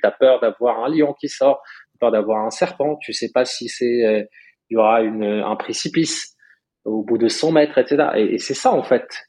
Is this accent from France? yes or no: no; Morocco; moved away; moi j'ai grandi au Maroc